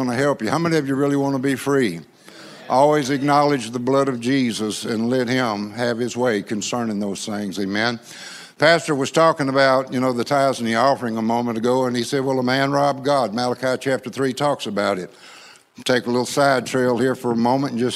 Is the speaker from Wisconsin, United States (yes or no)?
no; Louisiana, United States; accent: gumbo French and East Texas hick; I grew up in Louisiana, so I speak gumbo French and East Texas hick